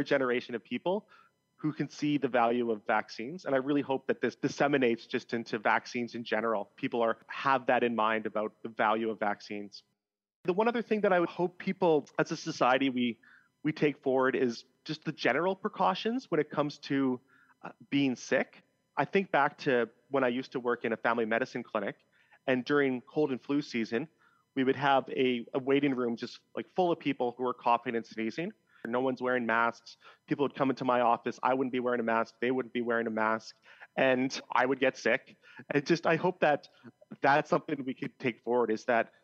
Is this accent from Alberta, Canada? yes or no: yes; just outside of Edmonton, central Alberta, Canada; moved away as an adult; now in Vancouver Island, Canada; I grew up in Alberta, central Alberta, just outside of Edmonton.